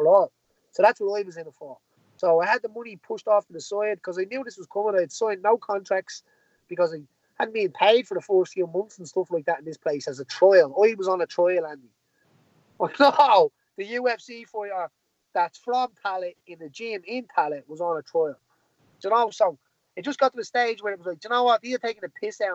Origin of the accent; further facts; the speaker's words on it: Tallaght, Leinster, Ireland; Tally's my hometown